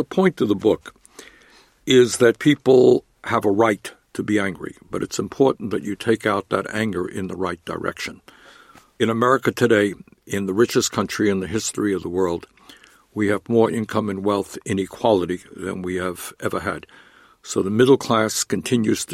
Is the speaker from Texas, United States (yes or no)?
no; New York City, New York, United States; born or raised there